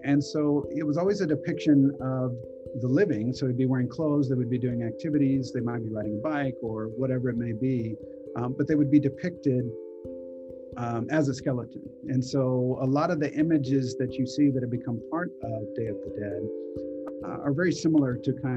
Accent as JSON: {"language": "English", "region": "Texas", "country": "United States", "tie": "born or raised there", "said": "I was actually born on the 5th of May, so Cinco de Mayo, and then I grew up in Texas"}